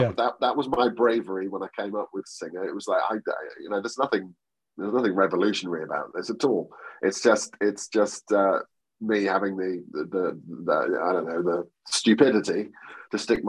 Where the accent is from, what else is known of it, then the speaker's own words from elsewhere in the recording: a small town next to Great Yarmouth, East of England, United Kingdom; also born or lived in Norwich; I was born in Norwich, but I grew up in an even smaller town next to Great Yarmouth called Alston on Sea